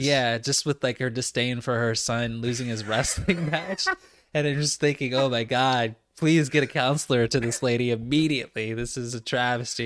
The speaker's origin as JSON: {"language": "English", "country": "United States", "also_born_or_lived": "Richmond, Virginia", "said": "as an American"}